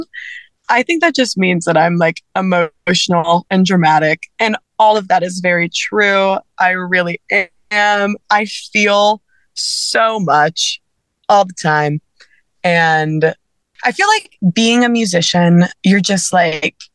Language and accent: English; South Louisiana, United States; I grew up in South Louisiana